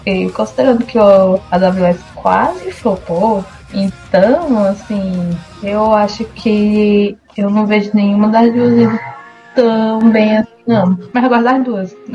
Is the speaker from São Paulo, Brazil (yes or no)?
no; Ceará, Brazil; Você sabe que eu sou cearense, né? Que eu também sou cearense do interior e que praticamente forró tá no meu sangue